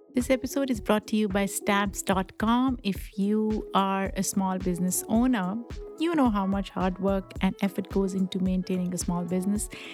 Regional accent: Pakistan; accent: Pakistani; English is a second language; now in United States; I grew up in Pakistan

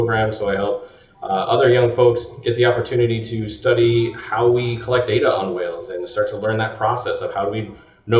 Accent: Colorado, United States; now in Long Beach, United States; I grew up in Colorado

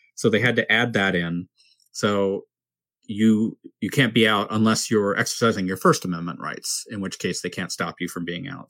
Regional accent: San Diego, California, United States; growing up in San Diego, which is kind of modestly conservative

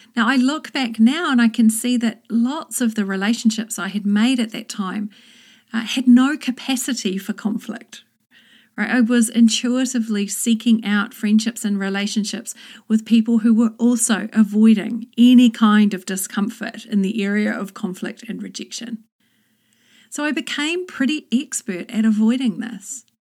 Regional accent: New Zealand; moved away as an adult; also born or lived in London, United Kingdom; I moved from New Zealand to England and back again twice

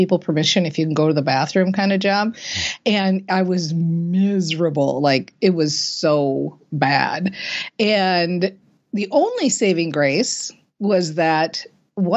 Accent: Minnesota, United States; I was raised in Minnesota and, you know, we are a hardy people here in Minnesota

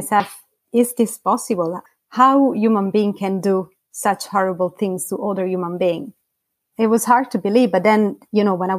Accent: a small town south of Rome, Lazio, Italy; I come from a small town a few kilometers south of Rome

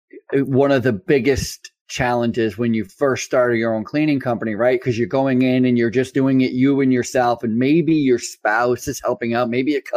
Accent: United States; also born or lived in Massachusetts / Vermont; I grew up in, you know, Massachusetts and Vermont, the United States.

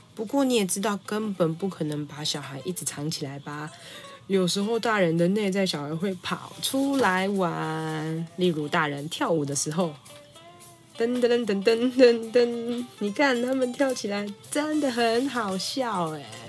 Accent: Taipei, Taiwan; 身为台北人

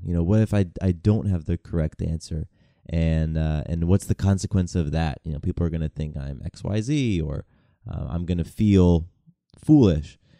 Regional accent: Atlanta, Georgia, United States; also born or lived in California; a mixed race kid growing up in the South. You know, I moved to Atlanta in nineteen ninety-six. I was turning ten years old

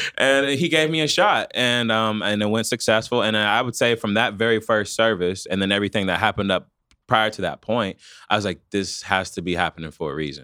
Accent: Wichita, Kansas, United States; I'm born and raised from here.

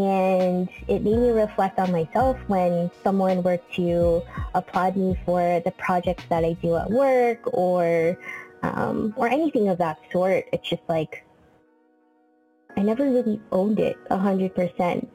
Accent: San Diego, California, United States; moved away as an adult; now in Bay Area, United States; I am from San Diego. Let's just start from there. Born and raised in San Diego

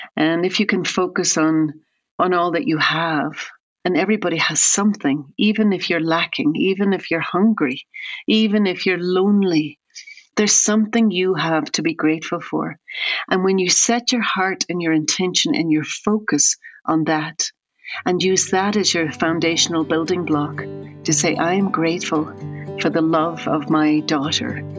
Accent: Ireland; now in United States; I'm originally from Ireland, and I've lived in America for a very long time

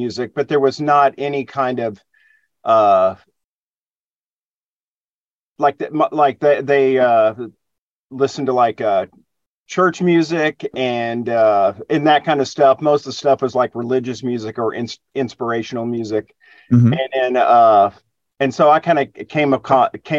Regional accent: Plano, Texas, United States; also born or lived in Dallas, Texas / Austin, Texas; I was born in Dallas, but I was raised in the suburbs, a town called Plano.

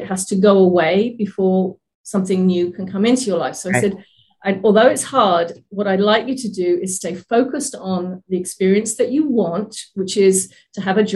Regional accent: England, United Kingdom; now in Oregon, United States; I'm originally from England, now living in Oregon in the US

